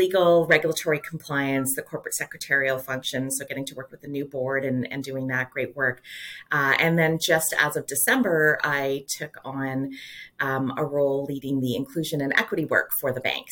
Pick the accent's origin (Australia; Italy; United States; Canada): Canada; Calgary, Alberta; now in Toronto, Canada; I grew up in Calgary